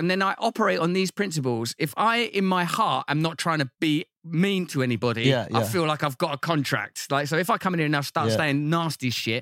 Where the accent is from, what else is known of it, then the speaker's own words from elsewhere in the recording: Grays, East of England, United Kingdom; I'm like from Grays in Essex